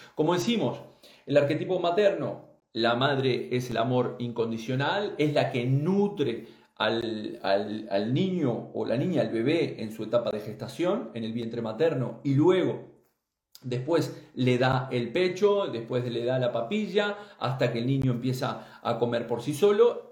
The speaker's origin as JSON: {"language": "Spanish", "country": "Uruguay", "moved": "yes", "said": "gente de allí, de mi tierra, de Uruguay"}